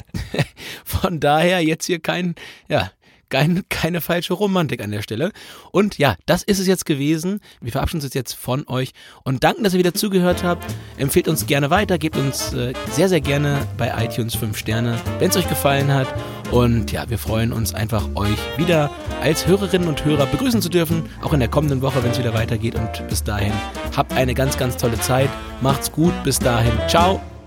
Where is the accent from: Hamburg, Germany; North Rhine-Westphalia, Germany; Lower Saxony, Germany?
Lower Saxony, Germany; Bevern; oberhalb von Befern, mein Heimatdorf